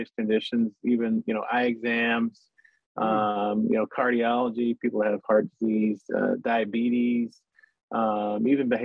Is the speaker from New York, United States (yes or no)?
no; Tennessee, United States; moved away as an adult; also born or lived in New England / Portsmouth, New Hampshire / Hilo, Hawaii; now in Hawaii, United States; I was born and raised in Tennessee